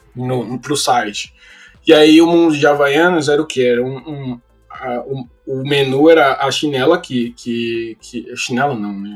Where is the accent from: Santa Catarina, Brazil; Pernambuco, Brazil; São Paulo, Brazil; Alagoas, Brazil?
São Paulo, Brazil; moved away as an adult; now in Los Angeles, United States; eu venho da Zona Leste de São Paulo. É, morei na Coab, ah, na Coab 2 até os 20 anos de idade